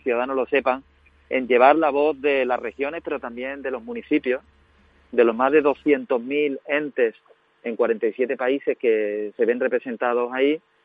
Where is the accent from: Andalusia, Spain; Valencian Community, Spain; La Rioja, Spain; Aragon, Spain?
Andalusia, Spain; Huelva; mi tierra, ¿no? De Andalucía, de Huelva